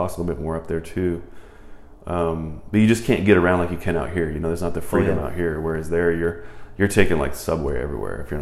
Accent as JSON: {"language": "English", "town": "Converse", "region": "Texas", "country": "United States", "tie": "born or raised there", "also_born_or_lived": "Rochester, New York", "said": "I grew up in Converse area, not that far from Judson and all"}